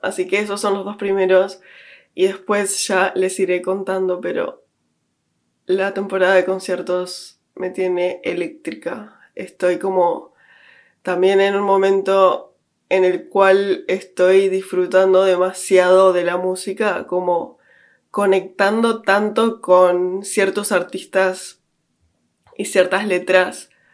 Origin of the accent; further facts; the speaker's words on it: Uruguay; moved away as an adult; now in London, United Kingdom; creciendo en Uruguay